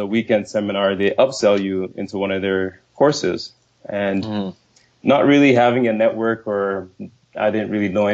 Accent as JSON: {"language": "English", "town": "Winnipeg", "region": "Manitoba", "country": "Canada", "tie": "born or raised there", "also_born_or_lived": "Nigeria", "said": "I was born in Nigeria, and my family moved to Winnipeg when I was 8 years old. And the way we grew up, like, we weren't a rich family. We grew up in housing."}